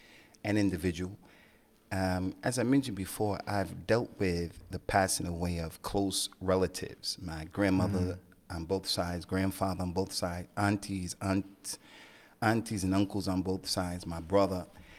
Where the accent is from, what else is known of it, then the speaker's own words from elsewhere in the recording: New Jersey, United States; moved away as an adult; also born or lived in Keighley, West Yorkshire; now in United Kingdom; I was born in America on the East Coast in New Jersey, to Mamie Starr, my dad … two loving parents, came from the South.